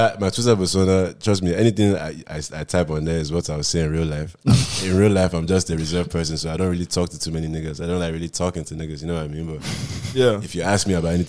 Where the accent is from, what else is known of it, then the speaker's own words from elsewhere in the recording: Costa Rica; I'm from Costa Rica, man. I don't do like that.